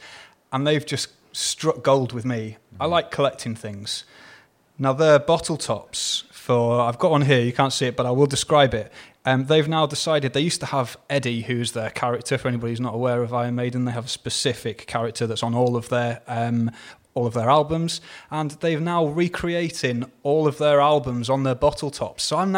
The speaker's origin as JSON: {"language": "English", "region": "East of England", "country": "United Kingdom", "said": "I mean, again, I'm originally from Hertfordshire, but I lived here again much longer than I've not lived here."}